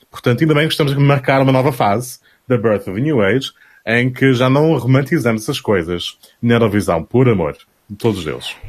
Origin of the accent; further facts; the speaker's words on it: Portugal; sou Tuga